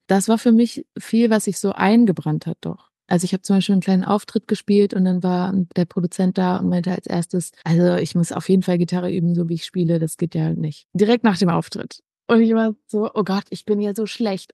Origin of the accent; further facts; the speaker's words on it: North Rhine-Westphalia, Germany; Ich bin am Niederrhein groß geworden